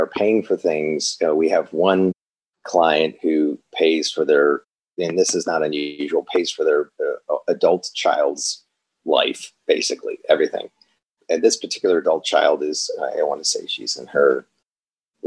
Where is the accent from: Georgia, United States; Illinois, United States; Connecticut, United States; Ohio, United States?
Illinois, United States; Chicago; moved away as an adult; now in Los Angeles, United States; I'm not from LA. I'm from Chicago